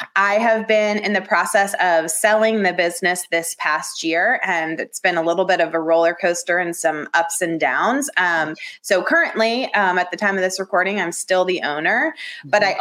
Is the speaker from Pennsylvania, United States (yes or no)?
no; Atlanta, Georgia, United States; moved away as an adult; also born or lived in Athens, Georgia / Los Angeles / Dallas / Washington D.C.; I grew up in the suburbs of Atlanta